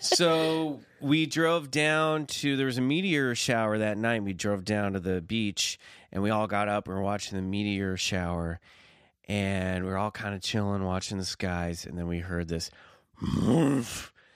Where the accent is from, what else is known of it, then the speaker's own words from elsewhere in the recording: Kansas City, Missouri, United States; near Kansas City, where I grew up